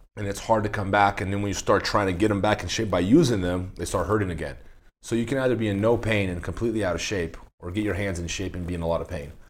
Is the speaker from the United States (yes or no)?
no; Brazil; I grew up in Brazil